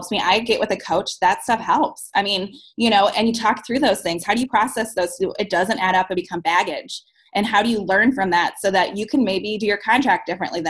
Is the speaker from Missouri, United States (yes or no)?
yes; St. Louis, Missouri, United States; I'm from St. Louis